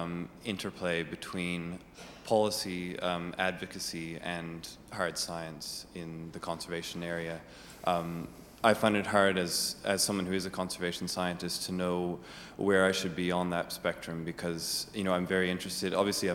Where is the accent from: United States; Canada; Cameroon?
Canada; moved away as an adult; now in Oxford, United Kingdom; I'm from Canada, studying at Oxford